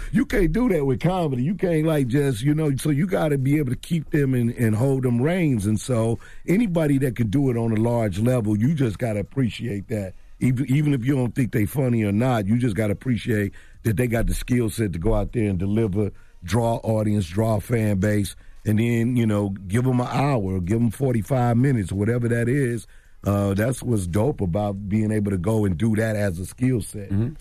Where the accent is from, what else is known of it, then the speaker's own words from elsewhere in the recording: St. Louis, Missouri, United States; I'm from St. Louis